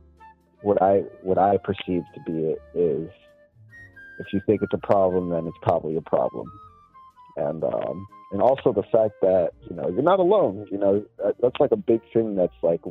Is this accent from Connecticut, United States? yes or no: no; Florida, United States; also born or lived in Mexico; my home state, Florida, and then my home country, Mexico